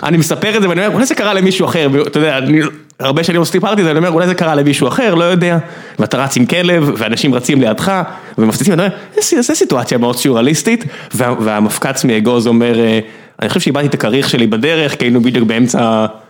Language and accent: Hebrew; Beersheba, Southern District, Israel; אני באר שבעי